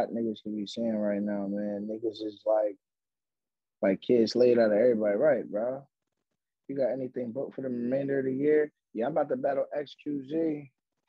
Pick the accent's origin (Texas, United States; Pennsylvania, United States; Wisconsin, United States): Pennsylvania, United States; Philadelphia; I'm from Philly